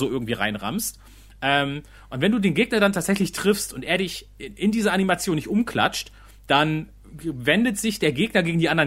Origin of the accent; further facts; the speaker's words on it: Salzgitter, Lower Saxony, Germany; Ich, ich komme aus Salzgitter